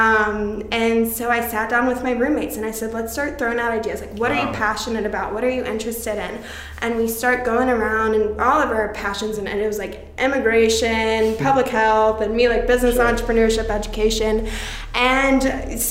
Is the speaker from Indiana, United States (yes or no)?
yes; Indianapolis, Indiana, United States; my hometown of Indianapolis